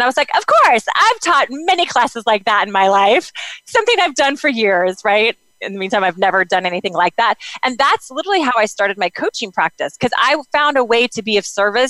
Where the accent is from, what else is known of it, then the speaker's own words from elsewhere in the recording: United States; moved away; also born or lived in Kansas / Oklahoma; I grew up in Kansas and Oklahoma